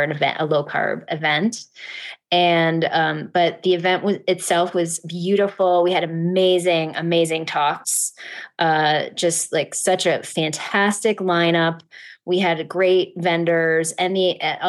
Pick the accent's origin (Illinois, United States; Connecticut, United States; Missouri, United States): Connecticut, United States; my home state of Connecticut